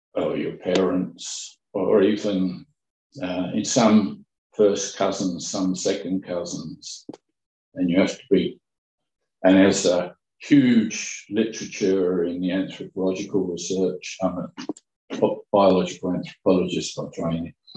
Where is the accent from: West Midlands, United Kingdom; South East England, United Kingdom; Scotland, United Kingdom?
South East England, United Kingdom; Kent; Kent, my hometown, my home county